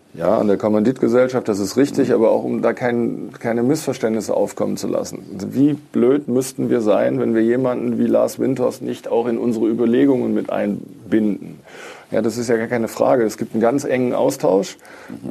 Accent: Düsseldorf, North Rhine-Westphalia, Germany; moved away as an adult; now in Berlin, Germany; obwohl ich gebürtiger Düsseldorfer bin

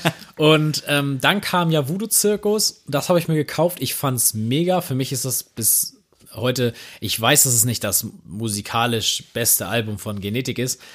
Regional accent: Neumünster, Schleswig-Holstein, Germany; ich kenne das aus Neumünster

